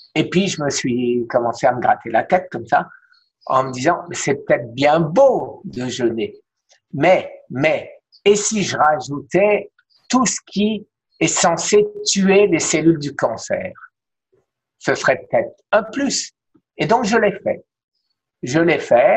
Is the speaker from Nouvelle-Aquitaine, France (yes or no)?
no; Strasbourg, Grand Est, France; now in Miami, United States; à Strasbourg, ma ville natale